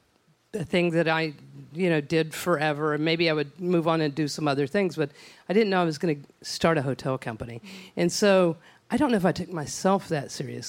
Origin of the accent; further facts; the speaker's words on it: Odessa, Texas, United States; I'm from West Texas. And in my hometown of beautiful Odessa, my family is still in the ranching business